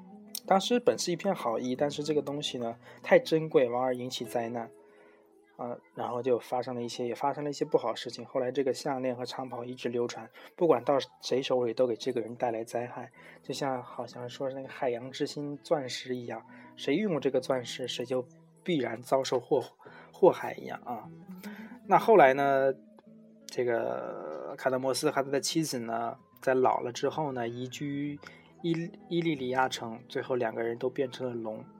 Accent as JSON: {"language": "Chinese", "country": "Taiwan", "said": "前面听过一些故事的人应该这个知道我，我是台湾人哦，"}